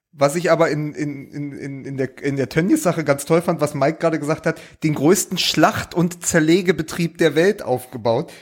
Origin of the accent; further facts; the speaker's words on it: Berlin, Germany; ich auch als Berliner